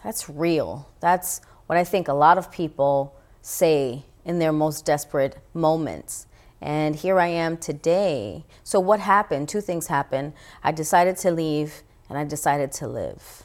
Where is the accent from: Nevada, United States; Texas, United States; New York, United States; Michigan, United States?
New York, United States; New York City; I grew up in the Bronx, New York, in the time known as the crack epidemic era.